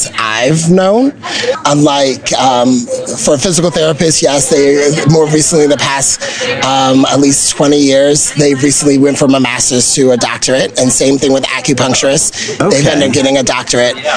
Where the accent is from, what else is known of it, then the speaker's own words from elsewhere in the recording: Bowie, Maryland, United States; also born or lived in Sacramento; I'm originally from Bowie.